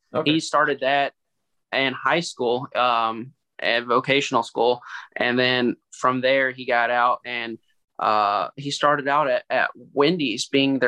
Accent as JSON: {"language": "English", "town": "Louisville", "region": "Kentucky", "country": "United States", "tie": "born or raised there", "said": "I grew up in the South End of Louisville."}